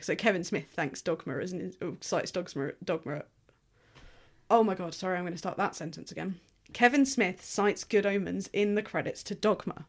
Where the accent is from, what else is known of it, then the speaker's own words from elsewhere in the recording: England, United Kingdom; being English